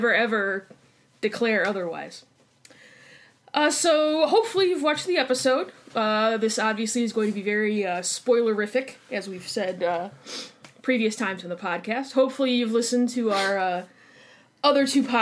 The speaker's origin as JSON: {"language": "English", "town": "Chicago", "region": "Illinois", "country": "United States", "said": "I'm from Chicago, and that's the way we do things. And we hit our A's really hard."}